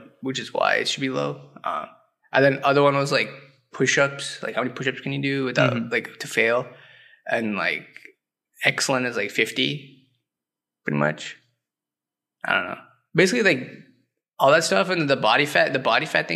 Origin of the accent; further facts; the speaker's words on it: Virginia, United States; moved away as an adult; now in Chicago, United States; From Virginia